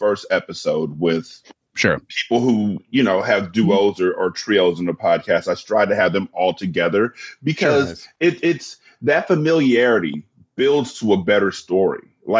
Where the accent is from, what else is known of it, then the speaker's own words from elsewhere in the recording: California, United States; I'm from California